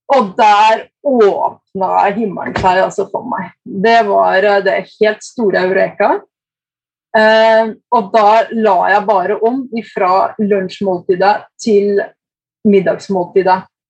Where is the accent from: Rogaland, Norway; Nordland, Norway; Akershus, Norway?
Akershus, Norway; Eidsvoll; moved away as an adult; also born or lived in Kongsvinger, Norway / Lillehammer, Norway / Brescia, Italy; now in Brescia province, Italy; jeg vokste opp på Eidsvoll Verk.